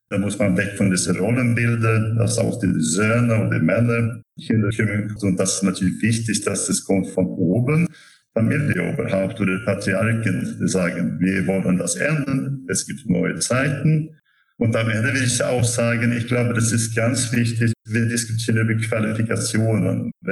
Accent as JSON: {"language": "German", "country": "Sweden", "second_language": "German", "lives_now": "Germany", "said": "Ich komme aus Schweden, deswegen also habe ich viele Erfahrungen, aber auch in Deutschland natürlich."}